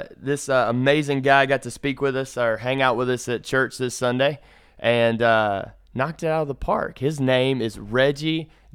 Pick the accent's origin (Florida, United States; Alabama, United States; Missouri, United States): Alabama, United States; Lower; moved away; I'm from Lower Alabama. It's different. So I'm from the South. We're Southern boys.